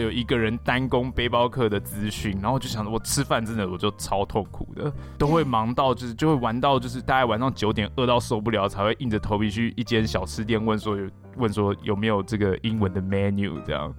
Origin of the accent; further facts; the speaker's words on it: Taiwan; 你身为台湾人